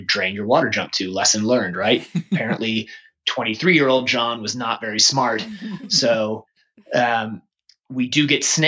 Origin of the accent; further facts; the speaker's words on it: Mequon, Wisconsin, United States; also born or lived in Canada; now in Florida, United States; I grew up in Wisconsin